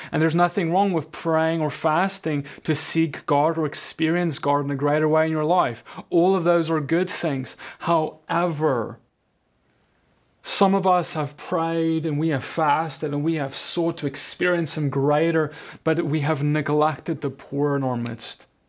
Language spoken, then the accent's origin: English; South Africa; now in United States; I'm from South Africa.